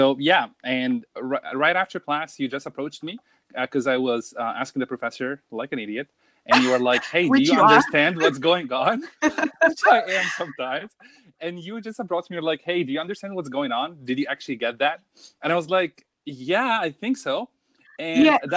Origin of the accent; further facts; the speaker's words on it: Cairo, Cairo Governorate, Egypt; also born or lived in Abu Dhabi; now in Germany; I am from Cairo, Egypt. And my family lives in Abu Dhabi